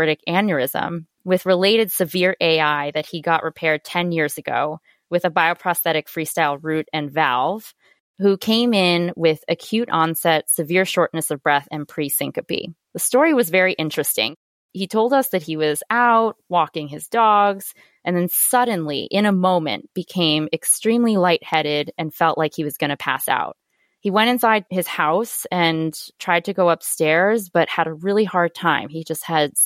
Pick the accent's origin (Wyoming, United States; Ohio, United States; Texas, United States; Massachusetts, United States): Massachusetts, United States; Boston; I am originally from Boston, actually. I was born and raised here